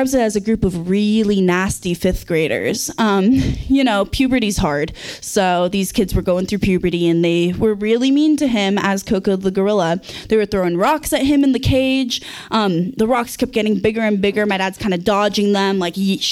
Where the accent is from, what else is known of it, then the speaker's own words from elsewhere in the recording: Santa Cruz, California, United States; now in McCarthy, United States; I grew up in Santa Cruz